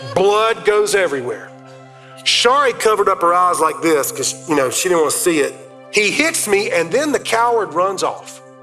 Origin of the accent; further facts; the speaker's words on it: Fountain Inn, South Carolina, United States; I grew up in Fountain Inn, South Carolina.